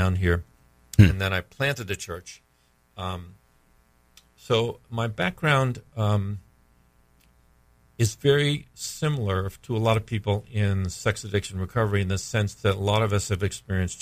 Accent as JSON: {"language": "English", "region": "New England", "country": "United States", "tie": "born or raised there", "also_born_or_lived": "Virginia / Massachusetts / Pennsylvania", "moved": "as an adult", "lives_now": "Florida, United States", "said": "I grew up in New England"}